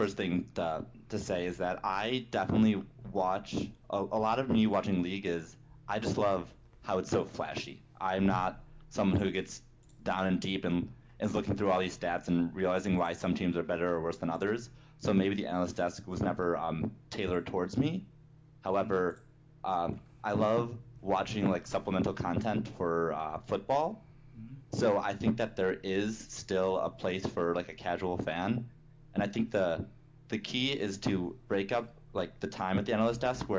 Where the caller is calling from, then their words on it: Seattle, Washington, United States; I am calling from Seattle, Washington.